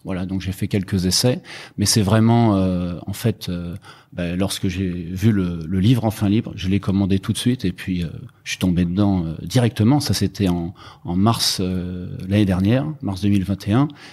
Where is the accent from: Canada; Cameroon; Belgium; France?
France; Rennes, Brittany; moved away as an adult; also born or lived in Germany; now in Hong Kong; je viens de Rennes en Bretagne, mais j'habite euh, à Hong Kong depuis 12 ans avec ma femme et mes enfants